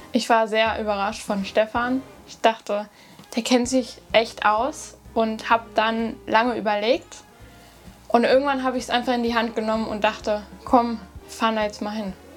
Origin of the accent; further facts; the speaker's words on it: near Höxter, North Rhine-Westphalia, Germany; Ich komme aus Nordrhein-Westfalen, in der Nähe von Höxter